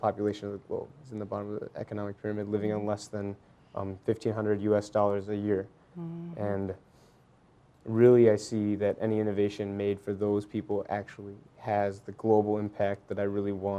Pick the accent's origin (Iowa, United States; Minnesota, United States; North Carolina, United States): Iowa, United States; Ames; I'm from Ames, Iowa.